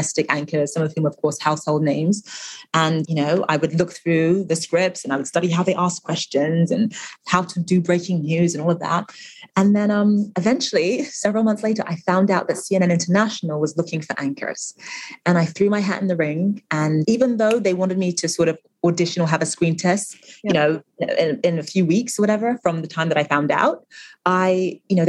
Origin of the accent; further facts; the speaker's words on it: London, United Kingdom; also born or lived in Nigeria; I was born in London, but obviously my family's from Nigeria